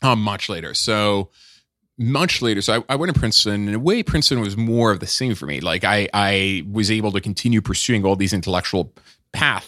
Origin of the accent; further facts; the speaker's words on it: Nice, Provence-Alpes-Côte d'Azur, France; moved away; also born or lived in Paris; I was born in, uh, in Paris, but I grew up in Nice